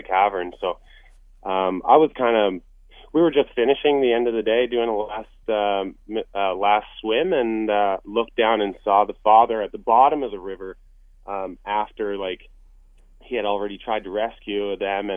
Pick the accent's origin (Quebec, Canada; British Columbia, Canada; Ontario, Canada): British Columbia, Canada; Courtenay; we're from the Courtney area, which is where the river is.